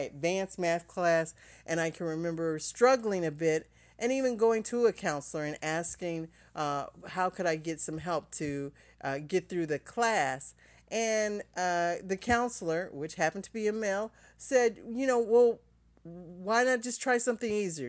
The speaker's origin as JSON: {"language": "English", "region": "Ohio", "country": "United States", "tie": "born or raised there", "said": "growing up in Ohio, there was a company called N C R"}